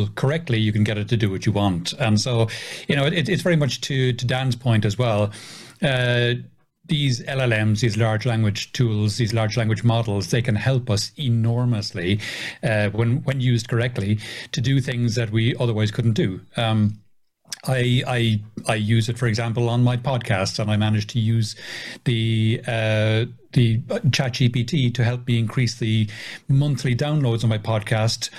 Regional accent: Ireland; being Irish, being a redhead, I do have a bit of a temper

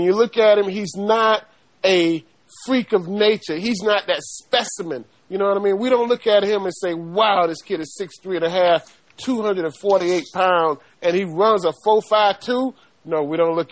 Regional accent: the South, United States; accent: southern; my southern accent

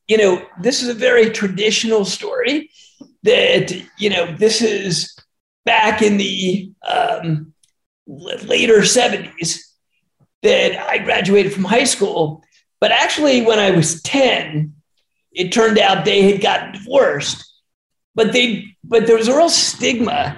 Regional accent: Harrisburg, Pennsylvania, United States; moved away as an adult; also born or lived in Philadelphia, Pennsylvania / Atlanta, Georgia; I was born in Philly and grew up in Harrisburg, Pennsylvania.

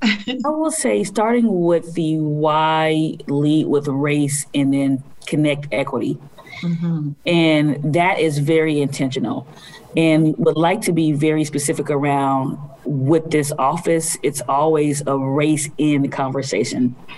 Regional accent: United States; being African American woman born in poverty in this country

